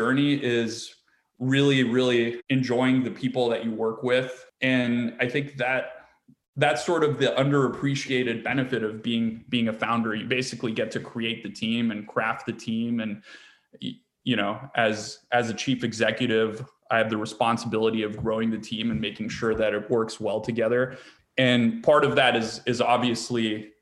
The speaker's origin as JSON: {"language": "English", "region": "East Coast", "country": "United States", "tie": "born or raised there", "also_born_or_lived": "California / San Francisco / New York", "moved": "as an adult", "said": "I grew up on the East Coast"}